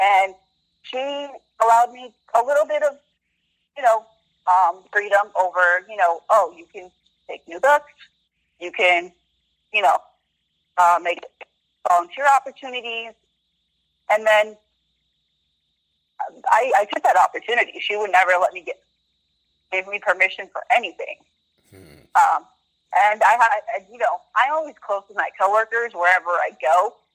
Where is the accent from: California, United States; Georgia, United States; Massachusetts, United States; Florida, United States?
California, United States; Southern; I grew up in Southern California most of my life.